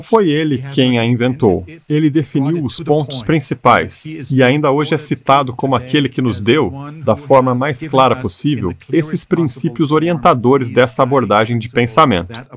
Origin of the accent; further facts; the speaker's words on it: Germany; moved away; Nasci e fui criado na Alemanha.